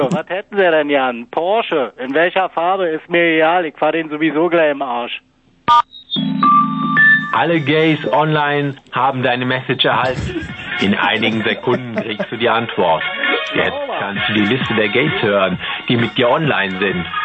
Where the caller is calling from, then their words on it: Braunschweig, Lower Saxony, Germany; Hallo, ich komme hier aus dem Raum Braunschweig bin suche einen aktiven Hengst.